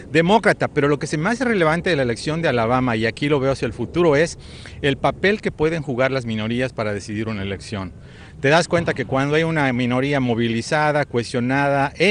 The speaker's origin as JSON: {"language": "Spanish", "country": "Mexico", "moved": "yes", "lives_now": "United States", "said": "como mexicano por lo menos no me ha deportado en los últimos meses"}